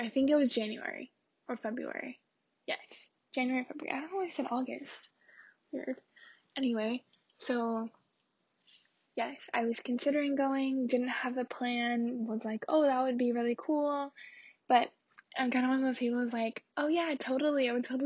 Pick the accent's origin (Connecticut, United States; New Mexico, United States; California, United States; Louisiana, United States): California, United States; Chino Hills; moved away as an adult; also born or lived in Wisconsin; now in Madison, United States; I lived in California, in Chino Hills, with my family. My dad and my two sisters.